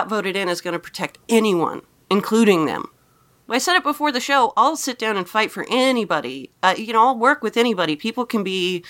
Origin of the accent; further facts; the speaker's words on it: Napa, California, United States; moved away; I came from Napa